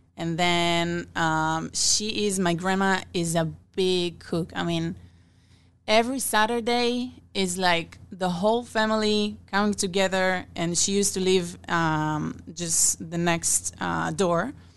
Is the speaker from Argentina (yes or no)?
no; Israel; moved away as an adult; now in Omaha, United States; I'm originally from Israel